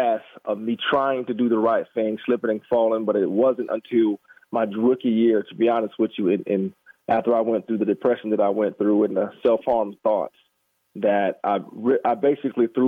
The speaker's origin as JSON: {"language": "English", "town": "Jacksonville", "region": "Florida", "country": "United States", "tie": "born or raised there", "said": "I'm born and raised in Jacksonville, Florida"}